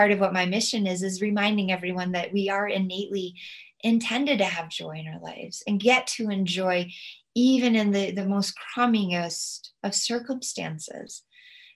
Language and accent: English; United States; as an American